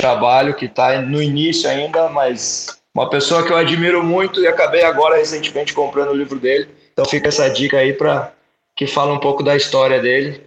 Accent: Curitiba, Paraná, Brazil; eu sou natural do Curitiba

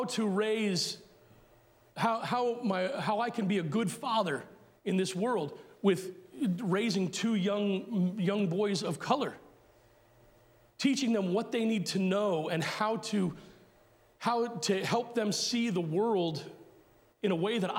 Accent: United States; as American Christians

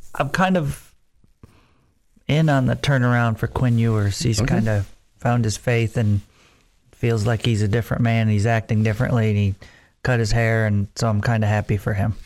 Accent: Central New York, United States; now in Lubbock, United States; Growing up in Central New York, I don't remember knowing a Jets fan.

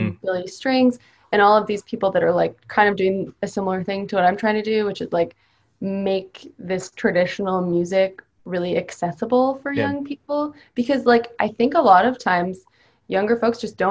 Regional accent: Canada; also born or lived in Boston; now in United States; I'm from Canada

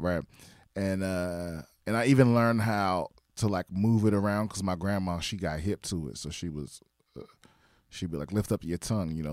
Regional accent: Prince George's County, Maryland, United States; also born or lived in Washington, D.C.; I grew up in P G County, Maryland

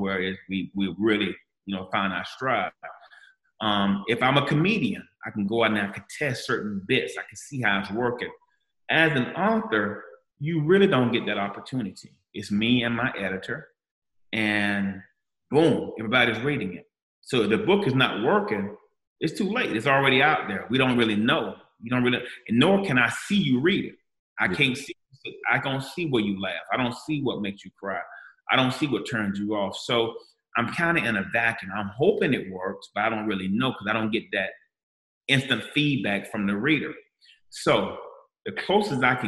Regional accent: Gainesville, Florida, United States; I'm from Gainesville, Florida

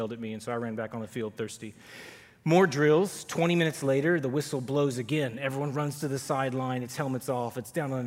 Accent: Duncanville, Texas, United States; also born or lived in Fairfield, Texas; The summer before my eighth grade year, we moved from Duncanville, which is up here in the DFW area, to a small country town 90 miles south of Dallas called Fairfield

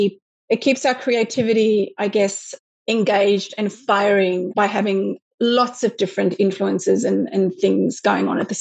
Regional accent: South Africa; moved away as an adult; now in Sydney, Australia; I grew up in South Africa

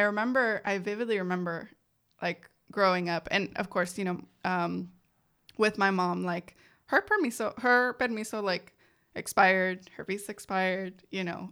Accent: San Jose, California, United States; first language Spanish; English is a second language; I was born in San Jose, California

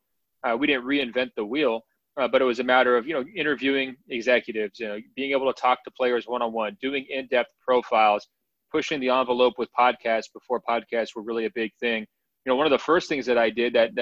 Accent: Portland, Oregon, United States; I had been born and raised in Portland

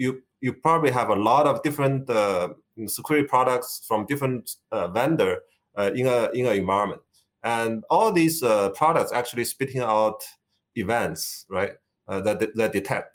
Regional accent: China; moved away as an adult; Originally, I come from China. So I come here for grad study about 30 years ago.

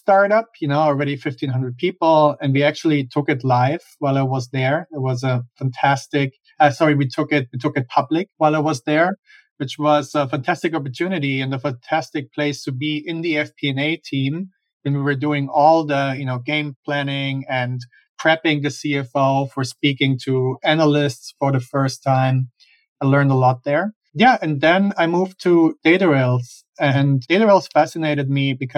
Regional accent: Germany; moved away as an adult; now in United States; I'm originally from Germany. That's where I grew up and where I have my accent from

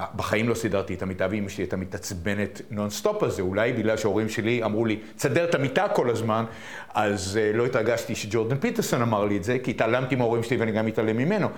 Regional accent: Israel; אני גדלתי בישראל

